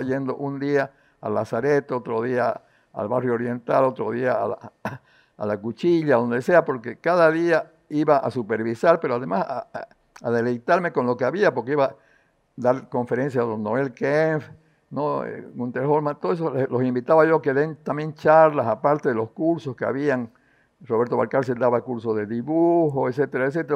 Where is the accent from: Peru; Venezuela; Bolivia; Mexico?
Bolivia; Santa Cruz de la Sierra, Santa Cruz; also born or lived in La Paz; siempre sufrí como cruceño de las carencias que teníamos nosotros